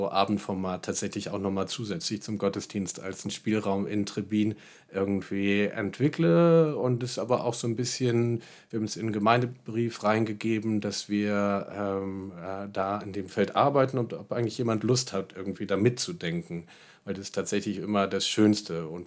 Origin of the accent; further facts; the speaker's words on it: Berlin, Germany; ich komme aus Berlin und habe die Weisheit eh mit Löffeln gefressen oder so, sondern auch einfach als Ankommender erstmal ähm, zum Schauen